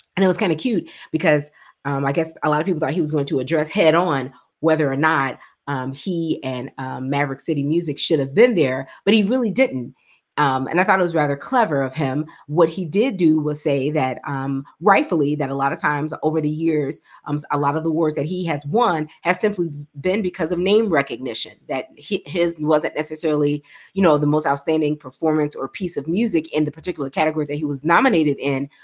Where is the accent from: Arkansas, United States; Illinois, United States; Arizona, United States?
Illinois, United States; Chicago; I'm from Chicago, you know, grew up with, um, New G, New Generation back in the day